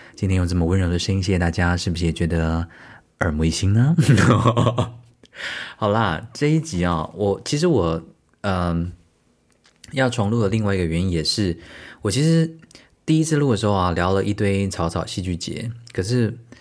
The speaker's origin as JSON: {"language": "Chinese", "region": "Tainan", "country": "Taiwan", "tie": "born or raised there", "also_born_or_lived": "Hunei Township, Kaohsiung County", "said": "我在还没有搬到台南的之前，很小很小的时候，我都是在高雄县的湖内乡长大的"}